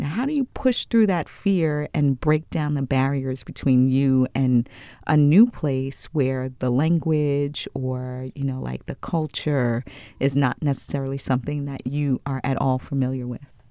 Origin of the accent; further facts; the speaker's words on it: Long Island, New York, United States; I'm from Long Island, New York